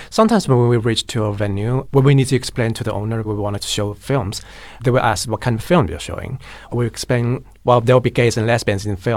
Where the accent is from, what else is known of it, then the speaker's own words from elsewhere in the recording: Chongqing, China; English is a second language; moved away as an adult; now in Shanghai, China; Chongqing is a harbor city. Chongqing.